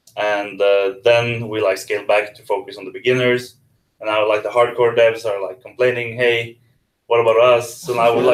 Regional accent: Norway; I'm from Norway.

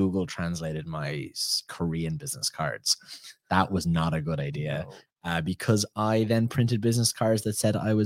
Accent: Ireland; I'm from Ireland

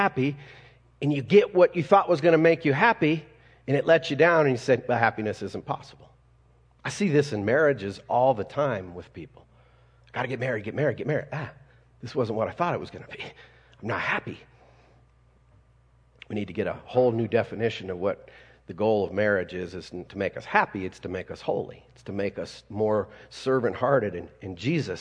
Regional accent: Colorado, United States; me being a Colorado kid, anybody born and raised in Colorado besides me?

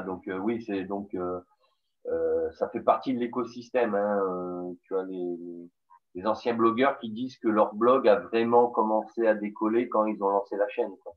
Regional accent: the South, southern France, France; accent: southern; on m'a dit qu'on décelait l'accent du Sud

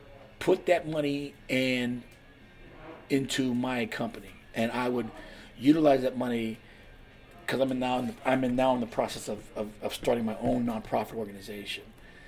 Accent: West Coast, United States; also born or lived in California / Washington; Because like I said, I'm not originally from Pennsylvania.

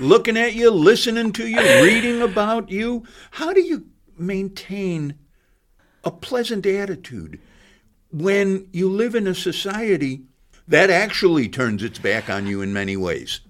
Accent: Chicago, Illinois, United States; moved away as an adult; now in Bloomington, United States; I come from Chicago.

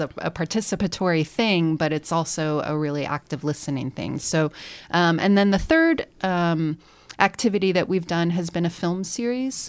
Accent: Bay Area, California, United States; now in Bloomington, United States; I'm from the Bay Area, which is a much more, obviously, diverse community

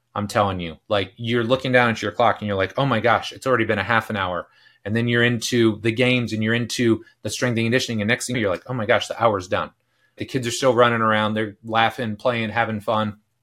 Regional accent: Delaware County, Indiana, United States; I grew up in Delaware County, which is about an hour north of here

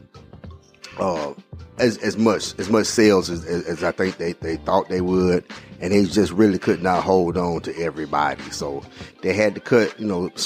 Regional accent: Alabama, United States; I'm from Alabama

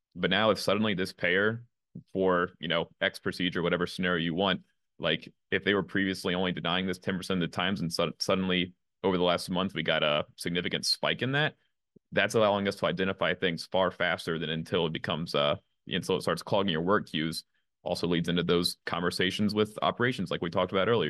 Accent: Virginia, United States; I grew up in Virginia

